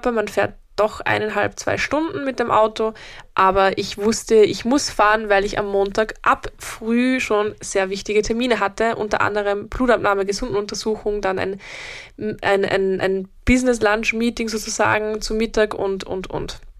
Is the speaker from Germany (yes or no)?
no; Upper Austria, Austria; ich komme ja aus Oberösterreich, das ist ein Bundesland in Österreich und habe dort meine ganze Familie